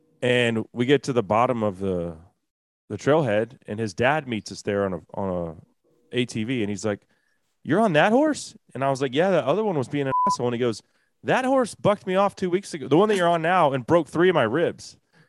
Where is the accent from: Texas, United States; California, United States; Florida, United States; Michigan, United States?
Texas, United States; everyone rides horses growing up in Texas, at least some as a kid.